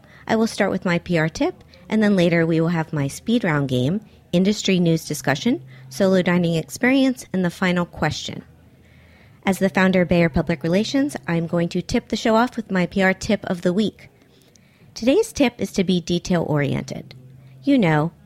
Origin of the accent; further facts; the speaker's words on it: Miami, Florida, United States; now in New York, United States; growing up in Miami myself, my first jobs were working in restaurants